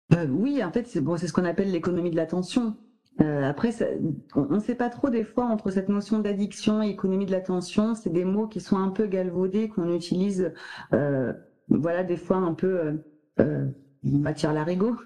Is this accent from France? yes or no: yes; France; on est français